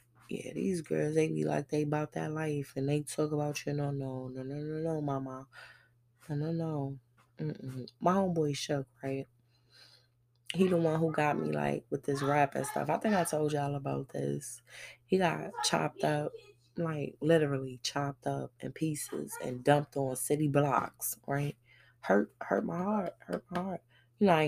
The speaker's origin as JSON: {"language": "English", "town": "New York City", "region": "New York", "country": "United States", "moved": "yes", "said": "I'm from Brooklyn"}